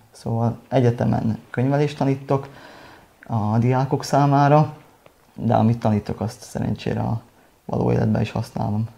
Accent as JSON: {"language": "Hungarian", "area": "Csallóköz", "region": "Trnava Region", "country": "Slovakia", "also_born_or_lived": "Bratislava", "said": "nekem az egy életérzés, hogy magyar vagyok, és azon pedig csallóközi magyar"}